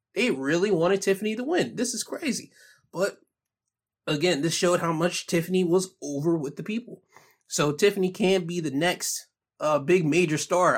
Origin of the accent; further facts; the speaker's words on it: United States; being an American